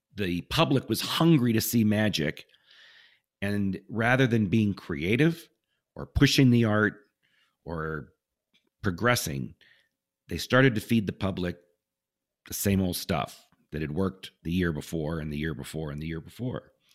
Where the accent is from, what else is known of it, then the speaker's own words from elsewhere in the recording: Southern California, United States; I grew up in Southern California